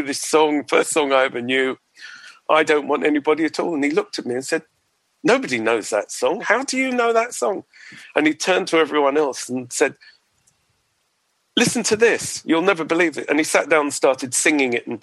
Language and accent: English; Edgware, London, United Kingdom; I grew up in North London, in Edgware.